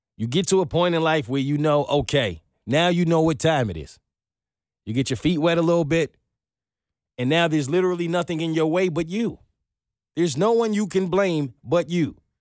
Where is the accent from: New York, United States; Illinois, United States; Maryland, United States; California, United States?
New York, United States; I'm from New York